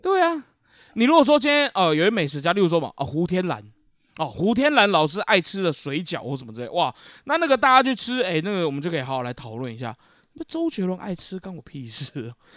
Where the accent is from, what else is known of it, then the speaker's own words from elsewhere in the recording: Keelung, Taiwan; 我们基隆人也不太吃这个顶边醋